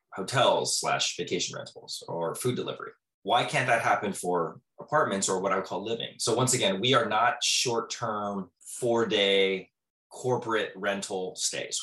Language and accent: English; Southern California, United States; moved away as an adult; also born or lived in Manhattan; I'm from Southern California